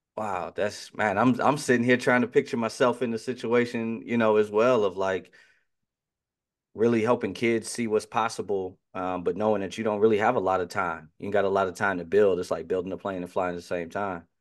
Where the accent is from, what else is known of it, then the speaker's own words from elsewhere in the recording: near Chicago, Illinois, United States; growing up near Chicago